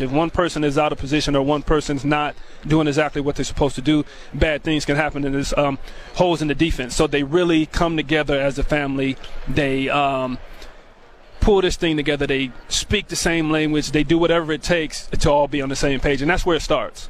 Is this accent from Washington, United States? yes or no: yes; Tacoma, Washington, United States; I grew up in Tacoma